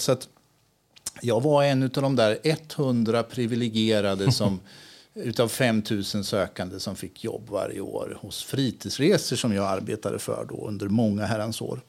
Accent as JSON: {"language": "Swedish", "town": "Askersund", "region": "Örebro County", "country": "Sweden", "tie": "born or raised there", "also_born_or_lived": "Spain", "moved": "as an adult", "lives_now": "Örebro, Sweden", "said": "Jag är uppväxt i Askersund och bodde där hela min uppväxt"}